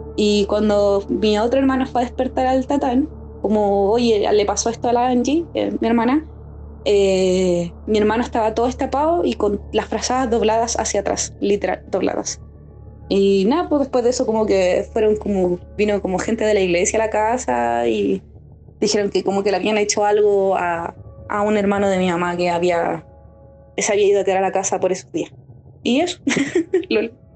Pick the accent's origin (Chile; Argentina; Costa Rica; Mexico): Chile; Maipú, Santiago Metropolitan Region; yo soy de Maipú, acá